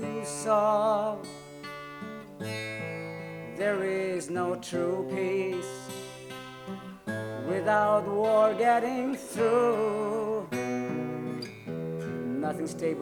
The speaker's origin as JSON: {"language": "English", "country": "Philippines", "moved": "yes", "lives_now": "Montreal, Canada", "said": "I'm from the Philippines"}